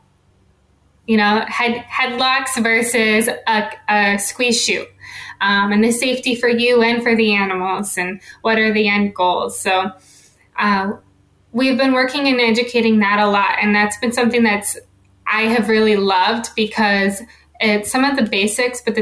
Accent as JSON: {"language": "English", "region": "North Dakota", "country": "United States", "tie": "born or raised there", "moved": "as an adult", "lives_now": "Pennsylvania, United States", "said": "I am originally from North Dakota. It was my home, and I got into animal science, but I only grew up on a hobby farm"}